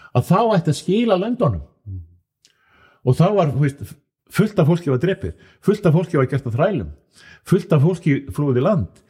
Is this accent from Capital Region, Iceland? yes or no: no; Akureyri, Northeastern Region, Iceland; ég er frá Akureyri